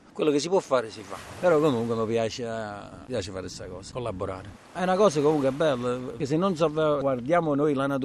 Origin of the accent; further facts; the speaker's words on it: Mondragone, Campania, Italy; sono di Mondragone